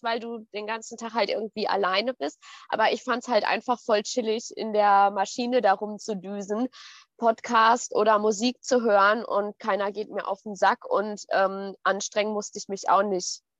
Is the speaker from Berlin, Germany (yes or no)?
no; Ruhr area, near Dortmund, North Rhine-Westphalia, Germany; ich komme auch aus dem Pott. Also ich bin so zwischen äh, Pott und Sauerland. Nichts Halbes und nichts Ganzes, ja. Ähm, Nähe von Dortmund.